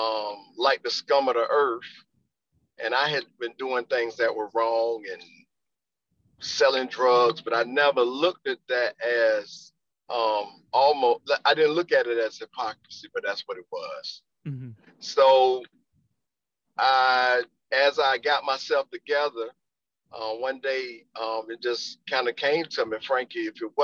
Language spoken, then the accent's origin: English; Wilmington, United States; I'm from Wilmington originally. I graduated from John